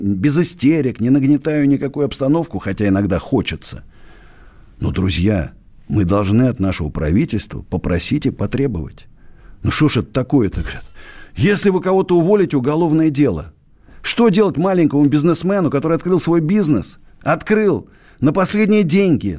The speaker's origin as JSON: {"language": "Russian", "country": "Russia", "tie": "born or raised there", "said": "Я родился в России, буду жить в России, умру в России"}